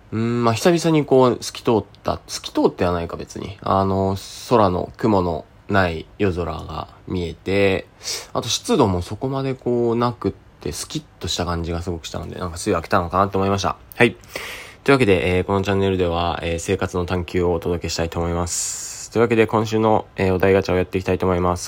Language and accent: Japanese; Niigata, Japan; その山をですね、僕越えたところの新潟県出身